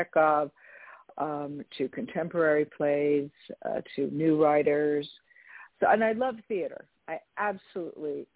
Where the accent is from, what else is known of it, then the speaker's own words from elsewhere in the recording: California, United States; also born or lived in San Francisco / Los Angeles; I'm from California originally